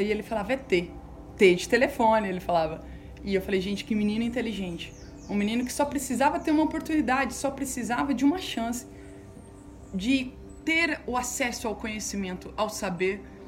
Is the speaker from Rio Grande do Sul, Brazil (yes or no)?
no; Campo Grande, Mato Grosso do Sul, Brazil; also born or lived in São Tomé and Príncipe; eu sou daqui de Campo Grande, Mato Grosso do Sul